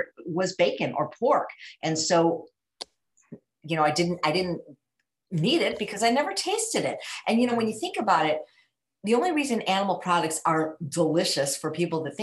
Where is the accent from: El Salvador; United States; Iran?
United States; Chicago, Illinois; So I was born in 1960 in Chicago to a morbidly obese mother and a normal weight father.